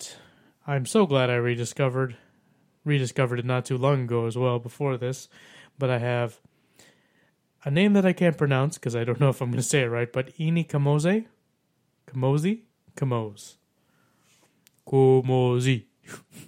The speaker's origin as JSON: {"language": "English", "region": "Texas", "country": "United States", "said": "being a Texan"}